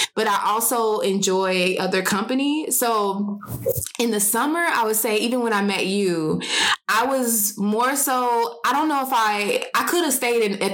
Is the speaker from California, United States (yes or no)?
no; Cincinnati, Ohio, United States; moved away as an adult; also born or lived in Dallas, Texas; now in Phoenix, United States; I'm from Cincinnati. I moved to Dallas for a couple years for work